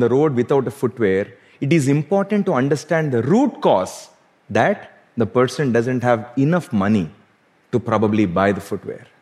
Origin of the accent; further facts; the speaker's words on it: South India, India; Growing up in South India, I could not overlook what poverty did to our farmers.